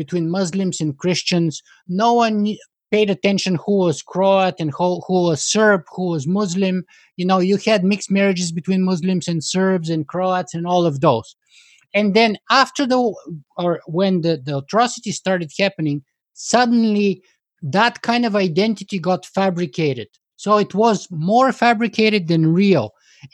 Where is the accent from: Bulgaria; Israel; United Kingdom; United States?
Bulgaria; I come from the Eastern Bloc, from Bulgaria